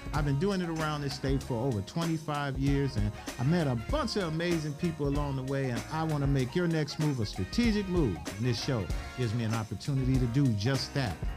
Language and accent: English; Cleveland, Ohio, United States; I grew up in that same community